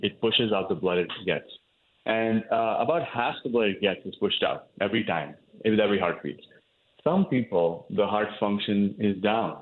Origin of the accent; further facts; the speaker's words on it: northern India, India; moved away as an adult; now in United States; I grew up in India. I grew up in the north part of the country, where I went to medical school as well.